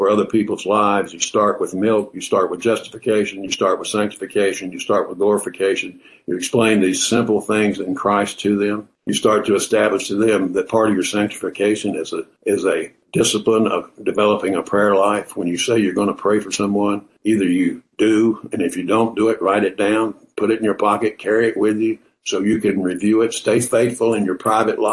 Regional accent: Southern, United States; accent: Southern; my Southern accent

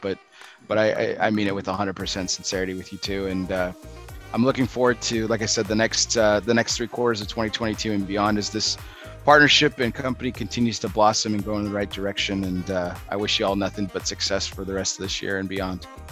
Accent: Texas, United States; I'm from Texas, born and raised

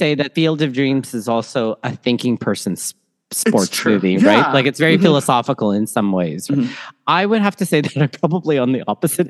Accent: Toronto, Ontario, Canada; born or raised there; also born or lived in Manila, Philippines

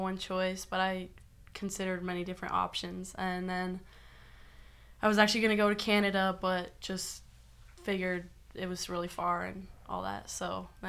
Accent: Nebraska, United States; I'm from Nebraska.

